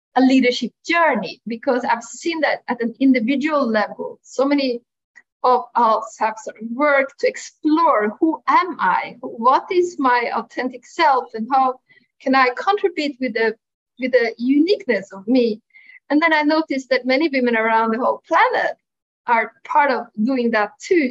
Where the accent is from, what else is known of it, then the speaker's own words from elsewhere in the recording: Norway; moved away as an adult; also born or lived in Milan; living away from my home country, Norway, at the time